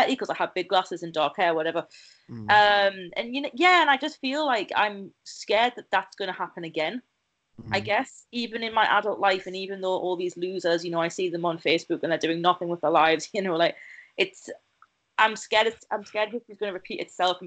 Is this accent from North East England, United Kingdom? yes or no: yes; near Newcastle, North East England, United Kingdom; moved away as an adult; also born or lived in Oxford; the big city near my hometown, Newcastle.